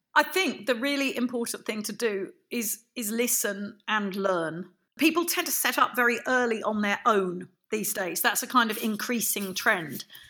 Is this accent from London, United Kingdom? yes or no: yes; London, United Kingdom; now in Devon, United Kingdom; I'm from London. I'm I'm London born and bred.